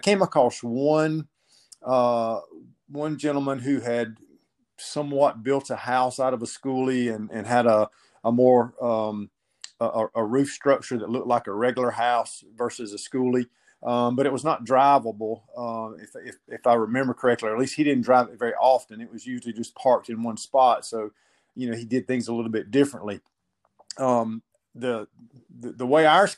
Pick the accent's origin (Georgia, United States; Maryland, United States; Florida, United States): Georgia, United States; South; I located one in my hometown, owned by a local church.